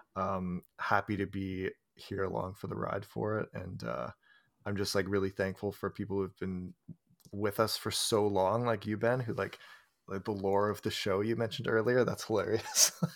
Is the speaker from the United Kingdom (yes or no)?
no; Canada; for me to get as a Canadian